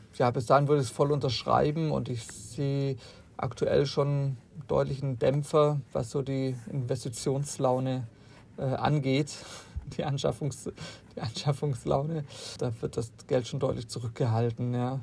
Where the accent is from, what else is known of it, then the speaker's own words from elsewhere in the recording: Southern Germany, Germany; ich komme selber aus Süddeutschland